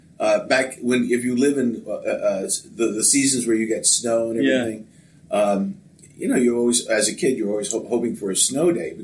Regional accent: Upper Darby, Pennsylvania, United States; also born or lived in Philadelphia / Mexico City; now in Escondido, United States; I was born in Philadelphia, and I grew up just outside the city of Philadelphia in Upper Darby Township.

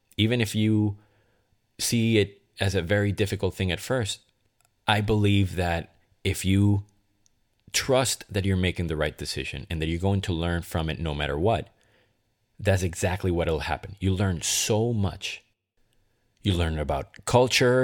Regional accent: Caracas, Capital District, Venezuela; also born or lived in Boston, Massachusetts; now in Los Angeles, United States; I decided to move from Caracas, Venezuela, my hometown, to Boston, Massachusetts, and then consequently from Boston to L A.

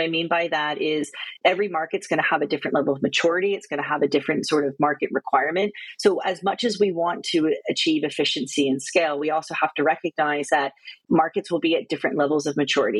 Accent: United States; moved away as an adult; also born or lived in Australia; now in United Kingdom; I'm American, but I spent 5 years in Australia and coming up to almost 7.5, 8 years now in the UK

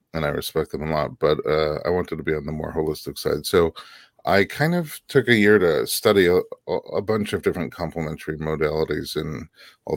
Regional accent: New York, United States; moved away as an adult; also born or lived in Nebraska; now in Los Angeles, United States; we're from New York

